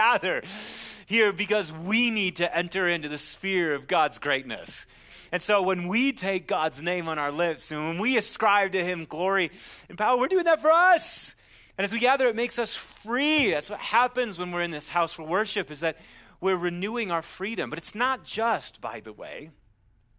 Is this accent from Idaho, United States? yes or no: no; Wisconsin, United States; moved away; I'm from Wisconsin